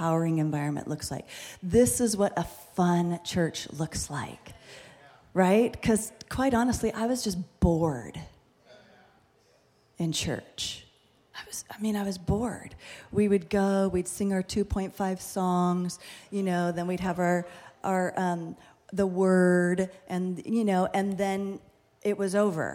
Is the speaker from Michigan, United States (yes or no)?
no; Fullerton, California, United States; we're from Fullerton. I've been in Fullerton for a really, really long time.